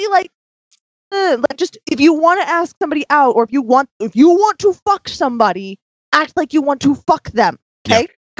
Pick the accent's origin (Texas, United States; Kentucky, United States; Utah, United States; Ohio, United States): Utah, United States; Sandy; when I lived in a diverse-ish cul-de-sac growing up in Sandy, I mean, there's just a bunch of different religions and nationalities. There was not a bunch of different colors, but that's Utah.